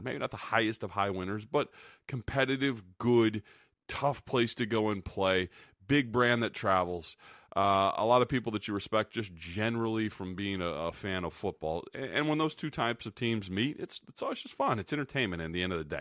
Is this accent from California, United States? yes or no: no; Sioux City, Iowa, United States; I lived in Iowa, grew up in Sioux City